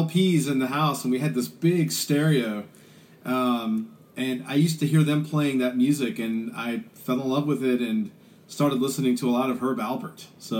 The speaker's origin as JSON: {"language": "English", "town": "Richmond", "region": "Virginia", "country": "United States", "tie": "born or raised there", "also_born_or_lived": "Sandston, Virginia", "said": "I'm a native of Richmond, Virginia. I grew up in the East End. My dad was an air traffic controller at the airport. He wanted to live close to the airport. So I grew up in Sandston, went to Highland Springs High School"}